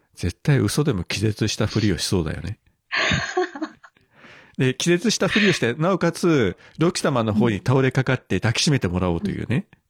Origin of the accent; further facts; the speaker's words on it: Fukuoka, Japan; 福岡県民